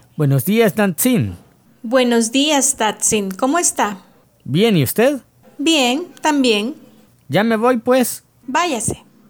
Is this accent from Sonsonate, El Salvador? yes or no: yes; Sonsonate, El Salvador; crecí en el pueblo de Huizapan en Sonsonate.